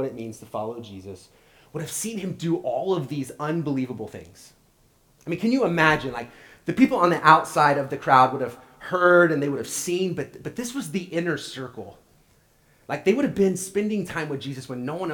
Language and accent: English; Oklahoma, United States; moved away; I'm from Oklahoma